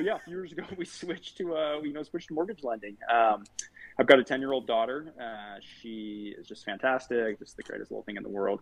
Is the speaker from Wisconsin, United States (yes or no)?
no; Farmington, Utah, United States; I grew up in Farmington, Utah